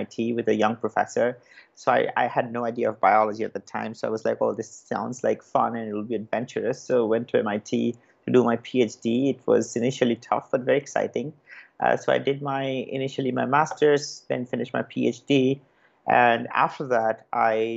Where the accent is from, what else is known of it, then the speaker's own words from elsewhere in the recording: Kolkata, West Bengal, India; moved away as an adult; also born or lived in Kharagpur; I was born and brought up in Calcutta